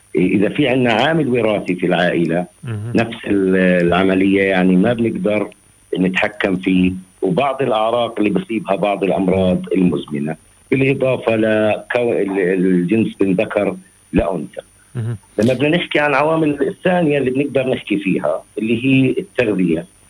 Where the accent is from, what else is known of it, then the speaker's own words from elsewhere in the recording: Palestine; عندنا في فلسطين